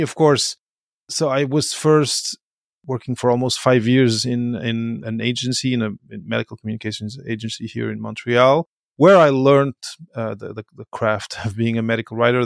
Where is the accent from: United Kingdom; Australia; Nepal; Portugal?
Portugal; moved away as an adult; also born or lived in Belgium; I come from Portugal, uh, I was born in Belgium, grew up in Portugal